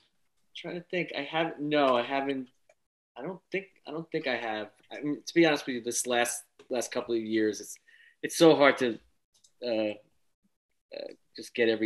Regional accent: Long Island, New York, United States; we're from Long Island.

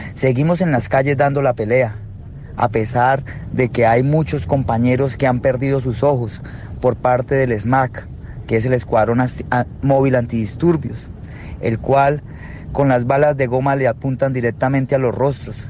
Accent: Colombia; Somos hermanos latinoamericanos, Colombia, Uruguay

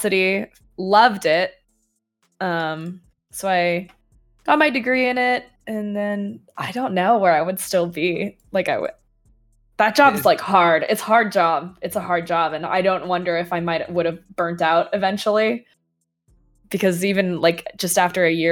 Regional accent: Canada; moved away; I'm Canadian, actually, like, originally

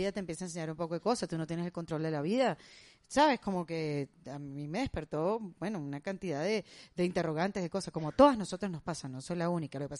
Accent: Cuba; Bueno, acuérdate yo soy cubana.

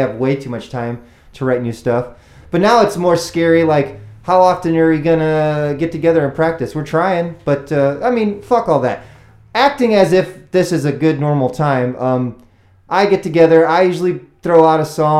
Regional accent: Defiance, Ohio, United States; also born or lived in Columbus, Ohio; I'm from a place called Defiance, Ohio.

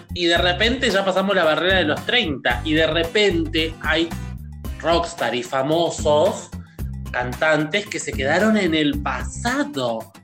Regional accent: Argentina; moved away; also born or lived in Buenos Aires; me vuelvo a vivir a la ciudad, a mi ciudad natal, eh, después de muchos años

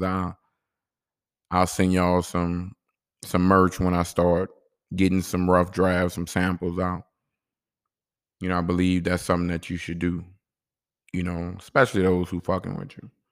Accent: New Orleans, Louisiana, United States; I'm from New Orleans

